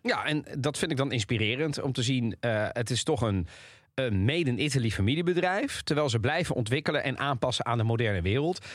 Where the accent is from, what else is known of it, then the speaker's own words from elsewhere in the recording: Netherlands; ik hier wel in Nederland geboren ben, eh, uit Italiaanse ouders